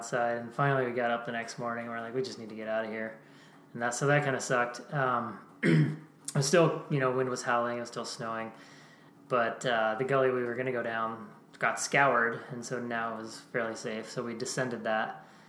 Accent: Pennsylvania, United States; But, yeah, so we grew up in Pennsylvania

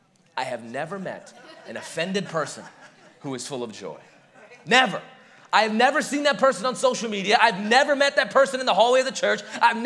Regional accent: India; moved away; Growing up in India, the thing that we would see all the time that you don't quite see in the American West

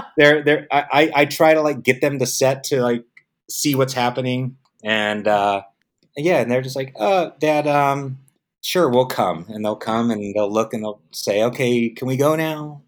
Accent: San Diego, California, United States; also born or lived in Vietnam; I grew up in San Diego.

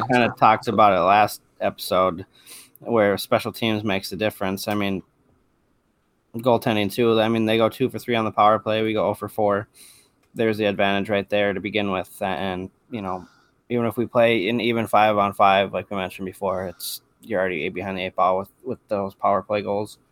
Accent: Duluth, Minnesota, United States; I grew up in Duluth

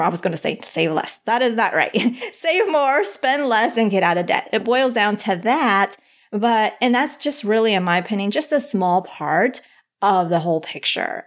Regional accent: Bogotá, Colombia; I was born in Bogota, Colombia

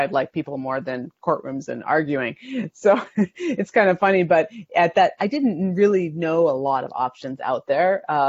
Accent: Canada; moved away as an adult; now in United States; I moved down from Canada to be a family physician in 2002, right out of residency.

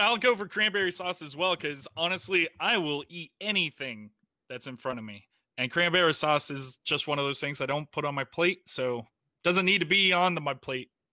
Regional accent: Florida, United States; moved away; I'm from Florida

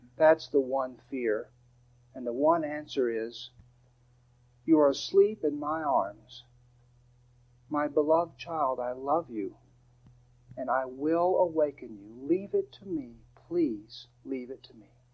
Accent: Dallas, Texas, United States; I'm from Dallas.

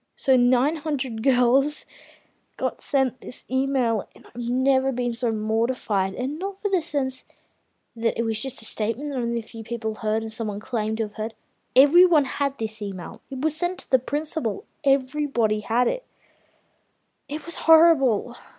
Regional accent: Australia; being Australian

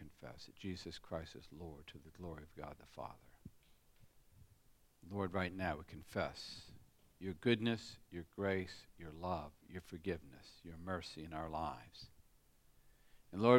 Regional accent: United States; born or raised there; now in Australia

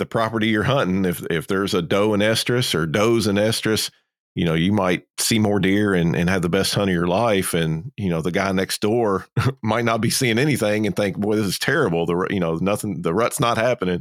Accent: South Georgia, United States; down here in South Georgia

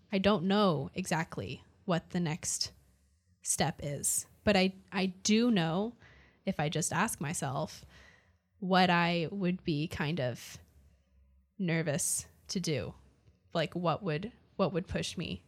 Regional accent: Canada; now in Austin, United States; so I'm from Canada

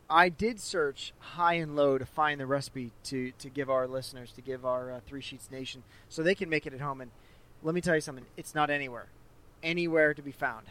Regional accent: St. Louis, Missouri, United States; moved away; my hometown, St. Louis

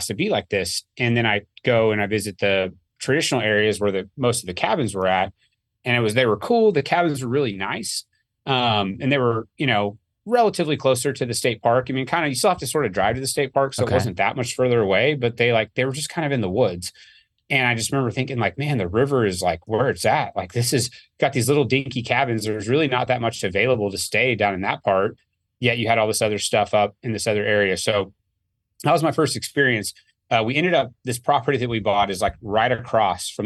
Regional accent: Oklahoma, United States; I'm born and raised in Oklahoma

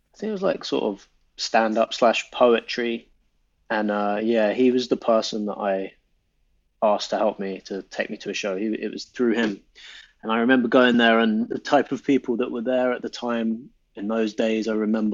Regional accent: London, United Kingdom; I didn't grow up in Chesham. I grew up in North London

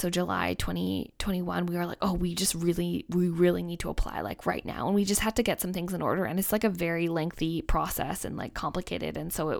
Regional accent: Canada; I say, I'm Canadian, he's Australian.

